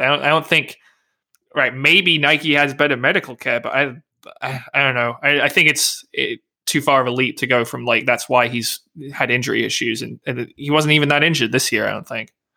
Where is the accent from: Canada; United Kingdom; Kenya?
United Kingdom; England; accent: English; my English accent.